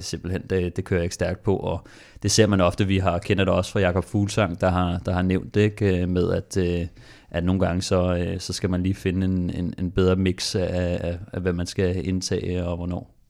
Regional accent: Denmark; fordi vi er danskere

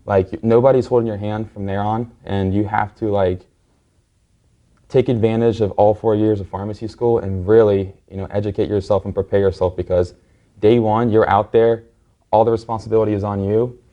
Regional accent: Cincinnati, Ohio, United States; moved away as an adult; now in Miami, United States; I um, currently live in Miami, but I was, I was born and raised in Cincinnati, Ohio

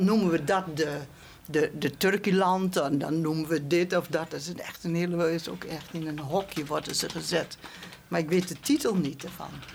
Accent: rural Drenthe, Netherlands; moved away as an adult; also born or lived in Arnhem; ik kom van het Drentse platteland

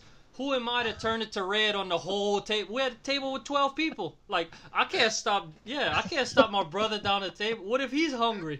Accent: South Louisiana, United States; We're all from South Louisiana.

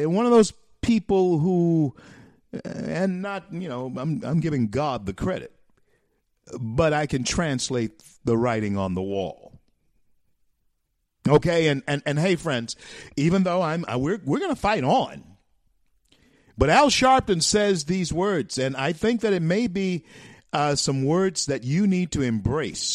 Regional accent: Louisiana, United States; my state, my home state, the great state of Louisiana

